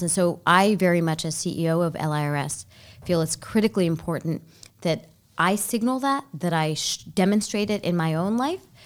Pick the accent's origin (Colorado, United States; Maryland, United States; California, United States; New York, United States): Maryland, United States; Baltimore; also born or lived in Sri Lanka; I grew up in Baltimore